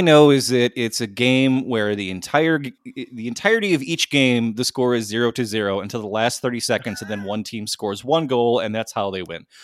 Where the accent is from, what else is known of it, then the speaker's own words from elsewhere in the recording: United States; I'm an American